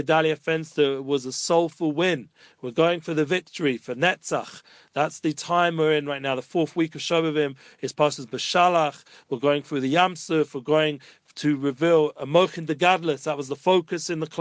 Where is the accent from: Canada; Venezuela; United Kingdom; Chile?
United Kingdom; England; now in Jerusalem, Israel; I'm from England